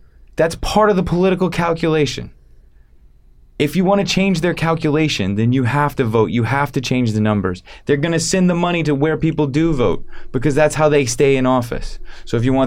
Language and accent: English; Atlanta, Georgia, United States; I grew up in Atlanta